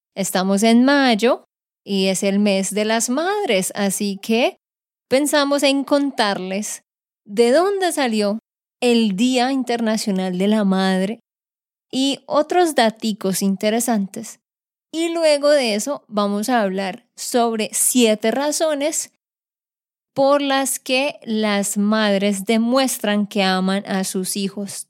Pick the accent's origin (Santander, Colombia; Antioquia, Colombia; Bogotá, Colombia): Santander, Colombia; de Santander, Colombia